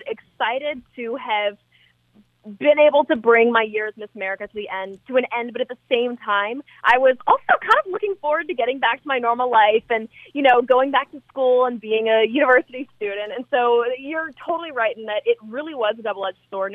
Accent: Anchorage, Alaska, United States; moved away as an adult; having your childhood in Alaska

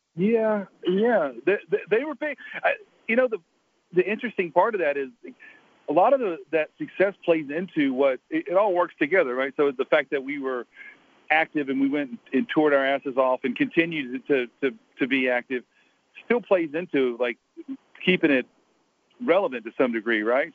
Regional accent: Atlanta, Georgia, United States; I grew up in downtown Atlanta

